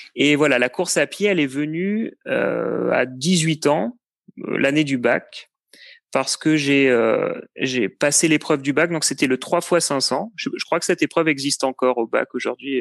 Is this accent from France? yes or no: yes; Cannes, Provence-Alpes-Côte d'Azur, France; moved away as an adult; also born or lived in Lyon / Paris; now in Blois, France; je suis né à Cannes, j'ai vécu sur la côte d'Azur pendant pas mal de temps